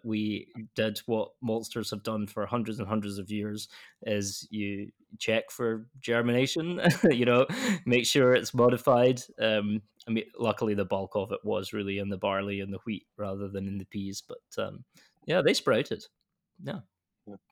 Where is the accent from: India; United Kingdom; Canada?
United Kingdom; west coast of Scotland; now in Edinburgh, United Kingdom; I'm from the west coast in Scotland, but I now live in the capital, which is you know all of about an hour and a half from my from my hometown